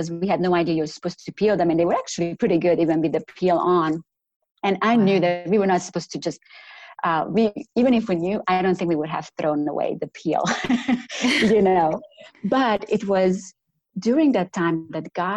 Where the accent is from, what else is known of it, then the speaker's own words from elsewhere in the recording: Romania; accent: Romanian; now in North Carolina, United States; But my accent originally comes from Romania. So I grew up in communist Romania